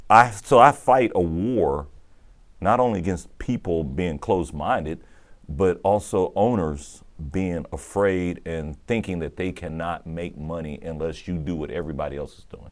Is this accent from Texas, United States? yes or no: yes; Austin, Texas, United States; moved away; Austin, where we grew up in North Austin